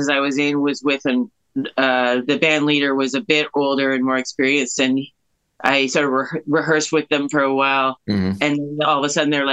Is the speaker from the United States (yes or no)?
no; Kitchener, Ontario, Canada; I grew up in Kitchener